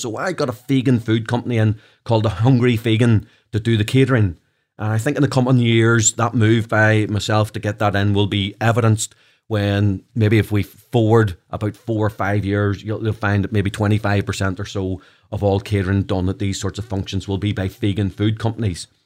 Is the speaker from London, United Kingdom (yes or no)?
no; Belfast, Northern Ireland, United Kingdom; accent: Belfast; my Belfast accent